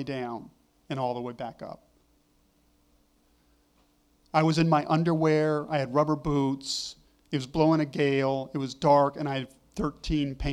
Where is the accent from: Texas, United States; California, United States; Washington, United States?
California, United States; Malibu; moved away; also born or lived in Oregon; I grew up in California on the California coast near Malibu